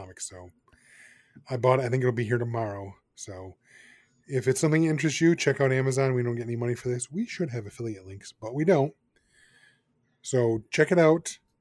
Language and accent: English; United States; as an American